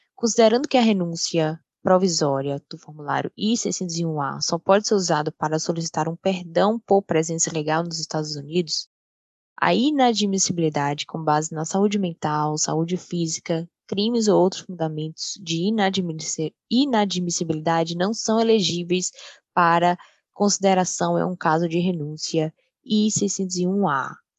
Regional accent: Brazil; now in Dallas, United States; Eu cresci no Brasil e sou fluente em português

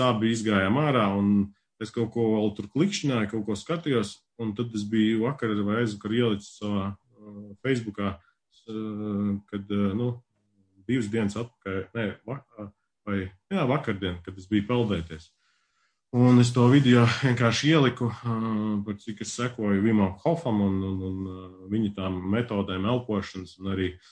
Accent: Latvia; now in Sweden; es pašlaik esmu Zviedrijā, bet es nāku uh, no Latvijas

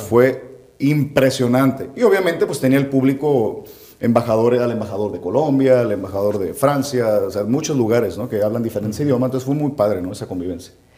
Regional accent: Puerto Vallarta, Jalisco, Mexico; also born or lived in Nayarit; soy mexicano, soy jalisciense y la cereza del pastel, pues soy de Puerto Vallarta

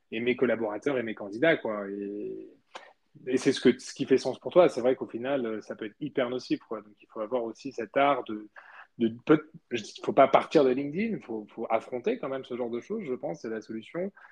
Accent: Spain; moved away; moi j'ai grandi en Espagne

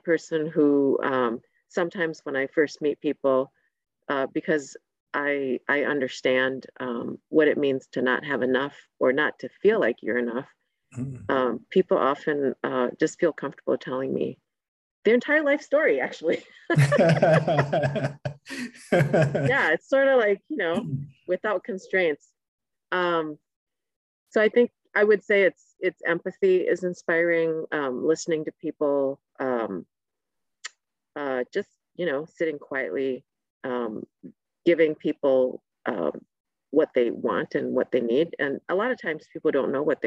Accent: Saint Paul, Minnesota, United States; being a Hmong girl growing up in St. Paul in the 80s

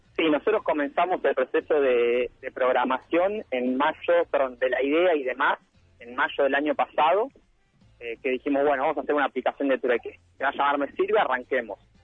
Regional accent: Pilar, Buenos Aires Province, Argentina; somos de Pilar

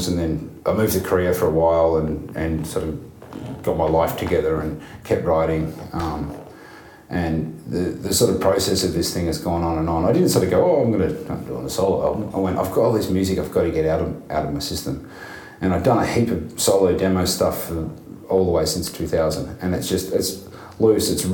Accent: Melbourne, Victoria, Australia; growing up in Melbourne

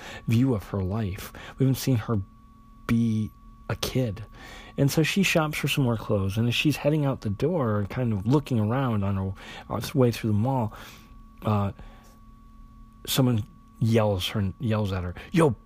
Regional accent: South Dakota, United States; I'm from South Dakota. That's where I grew up.

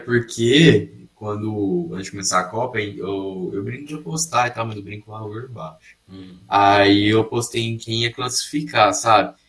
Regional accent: Brazil; Eu, eu obviamente, sou brasileiro

